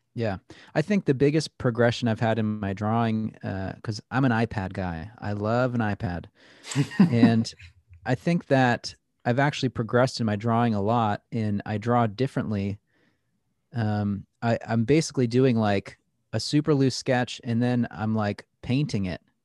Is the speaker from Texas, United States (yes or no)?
no; Plattsburgh, New York, United States; There had never really been great tattooers in Plattsburgh before